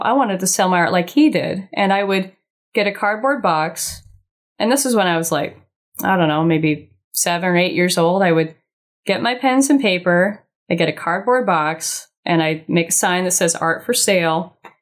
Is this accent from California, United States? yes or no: yes; Laguna Beach, California, United States; I'm born and raised Laguna Beach, homegrown